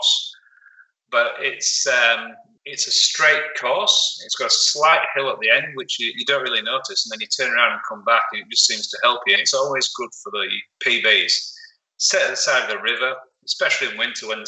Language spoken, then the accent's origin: English; Huddersfield, Yorkshire and the Humber, United Kingdom; now in South Australia, Australia; Huddersfield Park Run in the UK, maybe one of them. That's my hometown